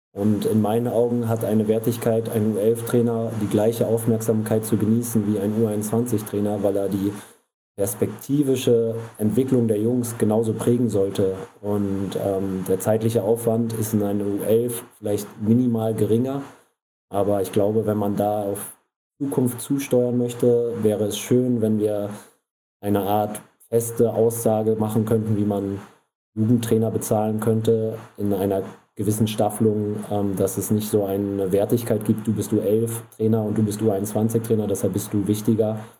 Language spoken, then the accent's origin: German; Rostock, Mecklenburg-Vorpommern, Germany; moved away; also born or lived in Hamburg; ich bin gebürtig aus Rostock